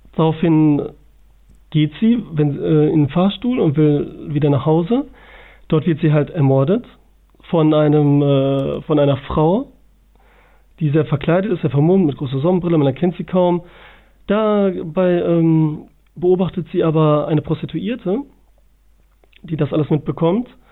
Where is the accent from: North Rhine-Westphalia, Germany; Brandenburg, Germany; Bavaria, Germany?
North Rhine-Westphalia, Germany; Bielefeld; Ich komme aus dem schönen Bielefeld.